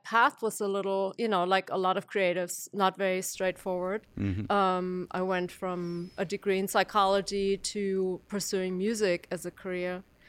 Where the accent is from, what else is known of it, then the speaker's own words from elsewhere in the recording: Germany; moved away as an adult; now in Athens, United States; Okay, so I came to Athens from Germany as an exchange student in the late 90s, so I'm going a little further back. And I was in school here for a year, fell in love with Athens and particularly the Athens music scene.